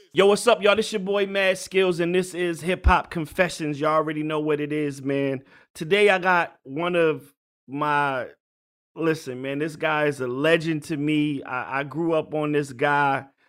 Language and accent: English; Virginia, United States; I grew up in Virginia